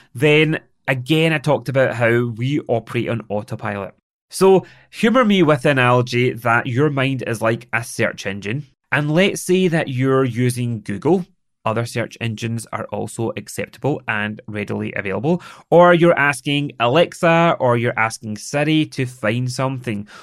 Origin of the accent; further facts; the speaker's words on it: Scotland, United Kingdom; accent: Scottish; I am Scottish. It is the way that I speak